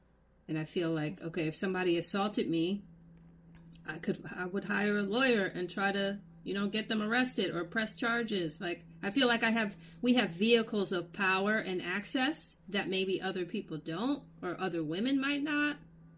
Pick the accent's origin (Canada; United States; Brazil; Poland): United States; as American women